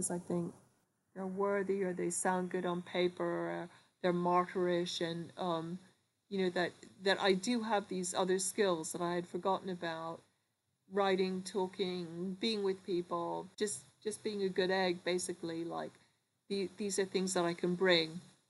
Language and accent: English; New York, United States; moved away; also born or lived in Liverpool; I grew up in New York, between New York and Liverpool